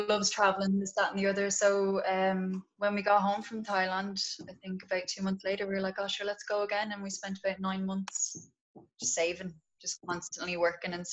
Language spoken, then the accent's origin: English; Drogheda, Leinster, Ireland; I am from Drogheda in County Louth.